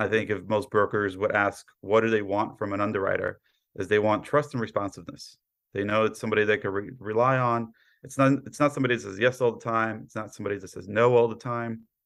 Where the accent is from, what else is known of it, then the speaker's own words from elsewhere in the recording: New York City, New York, United States; also born or lived in Poland / Queens; I was born in Poland, raised in Brooklyn